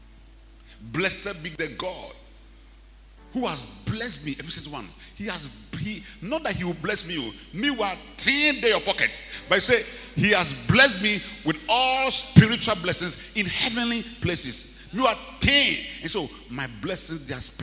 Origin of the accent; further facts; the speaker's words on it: Ghana; I'm a Ghanaian